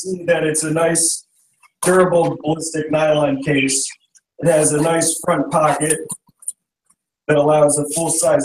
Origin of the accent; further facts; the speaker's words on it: Chicago, Illinois, United States; I'm from Chicago, Illinois